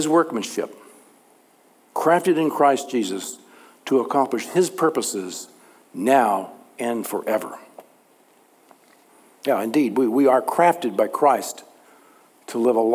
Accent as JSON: {"language": "English", "region": "Texas", "country": "United States", "tie": "born or raised there", "said": "growing up in Texas"}